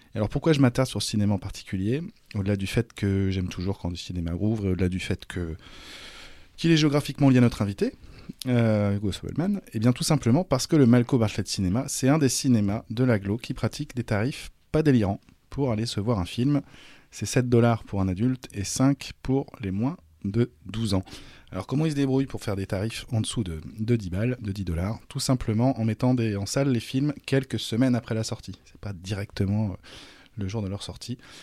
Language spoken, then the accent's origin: French; Nantes, Pays de la Loire, France; now in Memphis, United States; je viens de Nantes